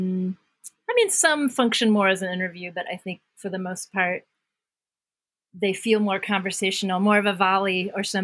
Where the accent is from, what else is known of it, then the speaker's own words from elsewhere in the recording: Washington, District of Columbia, United States; I was born in Washington, D.C. in the summer of love